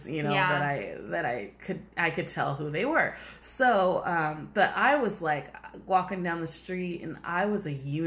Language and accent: English; United States; we're American